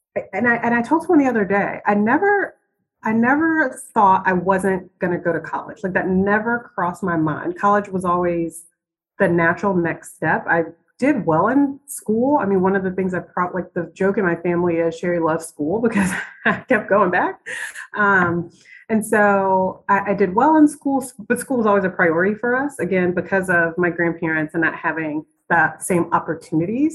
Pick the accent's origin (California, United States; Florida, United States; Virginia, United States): Virginia, United States; Virginia Beach; Originally, I'm from Virginia Beach, Virginia, 757.